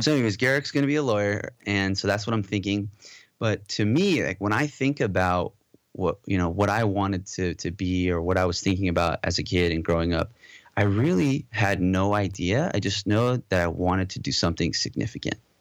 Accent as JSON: {"language": "English", "region": "Southern California", "country": "United States", "tie": "born or raised there", "also_born_or_lived": "Modesto, California / Moorpark, California / Valencia, California / Los Angeles, California", "said": "I think I was, like, maybe two when we moved to Southern California. So, pretty much, you know, born and raised in California and raised mostly in Southern California"}